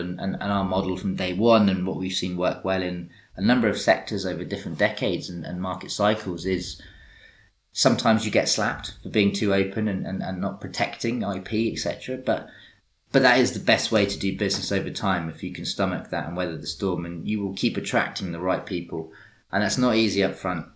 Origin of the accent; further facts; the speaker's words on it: England, United Kingdom; accent: English; my English accent